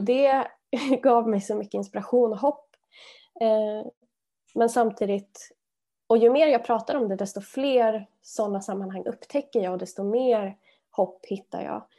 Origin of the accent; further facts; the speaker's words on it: Arvika, Värmland, Sweden; jag växte upp i Värmland, Arvika, eh, en liten stad